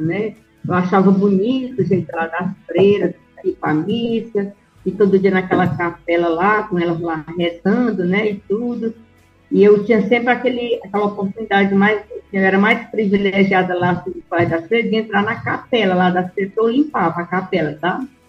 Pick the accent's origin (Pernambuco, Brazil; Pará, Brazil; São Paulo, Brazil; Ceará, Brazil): Ceará, Brazil; Independência; also born or lived in Novo Oriente, Ceará; eu nasci, João Lucas, numa fazenda do meu avô aqui, perto de Independência